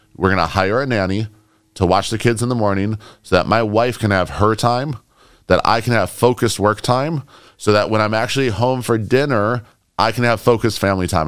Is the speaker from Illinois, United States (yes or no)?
yes; Chicago, Illinois, United States; moved away; also born or lived in New York; I grew up in Chicago. I lived in New York